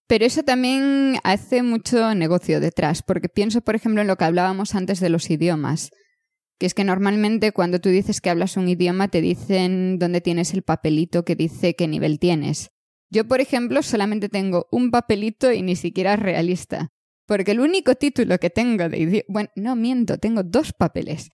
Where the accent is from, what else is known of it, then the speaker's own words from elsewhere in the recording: Galicia, Spain; moved away as an adult; soy soy gallega, he nacido aquí, he estudiado aquí toda mi vida